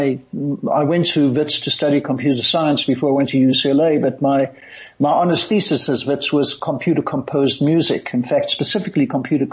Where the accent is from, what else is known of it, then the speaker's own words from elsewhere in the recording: Johannesburg, Gauteng, South Africa; also born or lived in United States; I had a mother when I was growing up in Johannesburg